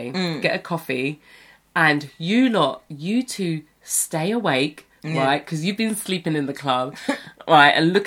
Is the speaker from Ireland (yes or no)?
no; United Kingdom; moved away as an adult; as British kids